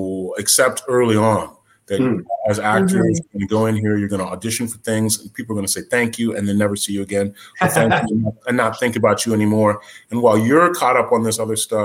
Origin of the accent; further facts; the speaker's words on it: West Lafayette, Indiana, United States; I grew up in the Midwest. I grew up in West Lafayette, Indiana.